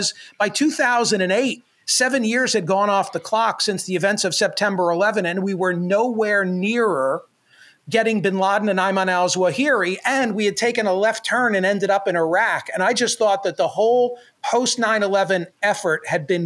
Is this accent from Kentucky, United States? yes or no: no; Doylestown, Pennsylvania, United States; now in Philadelphia area, United States; When I was growing up in Doylestown